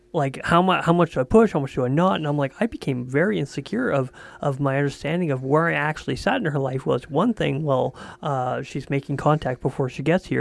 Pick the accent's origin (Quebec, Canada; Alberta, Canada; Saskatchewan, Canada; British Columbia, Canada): Quebec, Canada; I'm from Quebec.